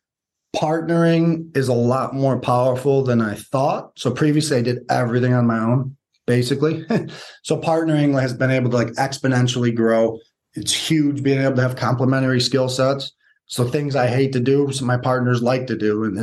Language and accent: English; Detroit, Michigan, United States; we're from Michigan, Metro Detroit